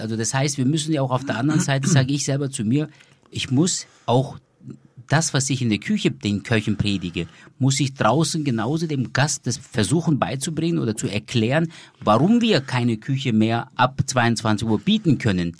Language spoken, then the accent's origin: German; Germany; bei uns in Deutschland